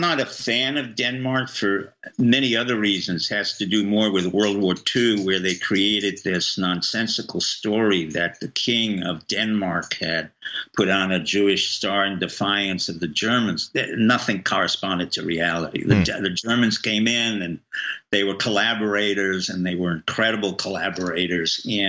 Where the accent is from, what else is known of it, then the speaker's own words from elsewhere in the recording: France; Well, you know, I grew up in France